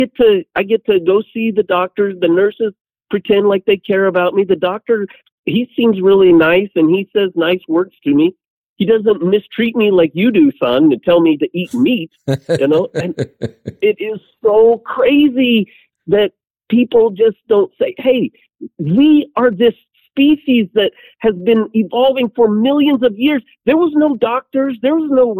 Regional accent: Southwest Kansas, United States; I'm from Southwest Kansas

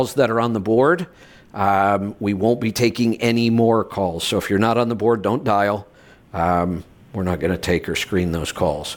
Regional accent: Ohio, United States; moved away; also born or lived in Colorado; I grew up in the Midwest in Ohio in the snow belt between Cleveland and Buffalo

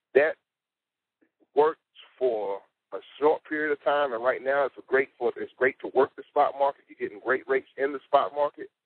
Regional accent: South Carolina, United States; eight six four, my hometown, South Carolina.

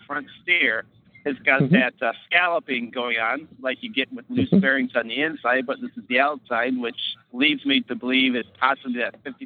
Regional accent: Florida, United States; I'm from Florida, but happen to be in Houghton, Maine tonight

